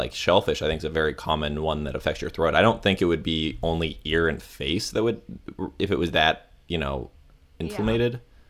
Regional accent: Clearwater, Florida, United States; Because I'm from Clearwater, Florida, the home of the World Scientology Church.

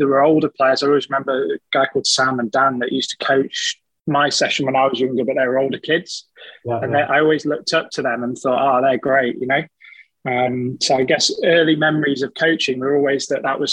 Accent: Nottingham, East Midlands, United Kingdom; moved away as an adult; now in Manchester, United Kingdom; I grew up in Nottingham.

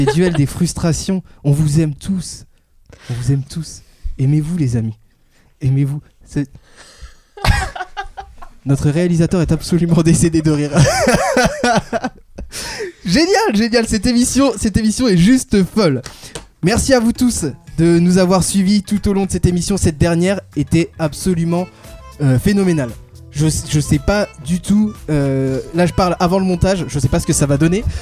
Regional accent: Angers, Pays de la Loire, France; now in Paris, France; je viens d'Angers.

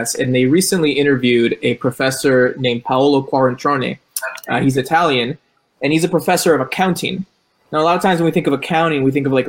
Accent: Colombia; I'm from Colombia

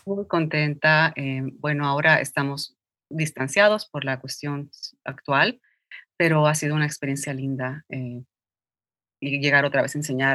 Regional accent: Mexico City, Mexico; moved away as an adult; also born or lived in Nicaragua; now in New York, United States; En la Ciudad de México

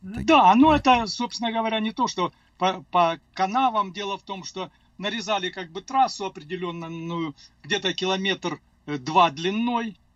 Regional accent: Cherkessk, Karachay-Cherkessia, Russia; first language Russian; moved away as an adult; also born or lived in Azerbaijan; now in Denver, United States; я родился в Азербайджане, и, как сказали, уже меня перевезли. Я не сам переехал, пятилетнем возрасте перевезли в город Черкесск

